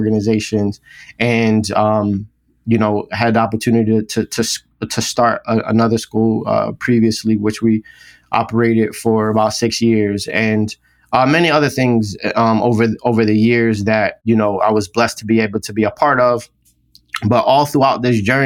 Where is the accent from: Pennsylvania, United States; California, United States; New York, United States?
Pennsylvania, United States; Philadelphia; now in Atlanta, United States; I grew up in Philadelphia, West Philadelphia primarily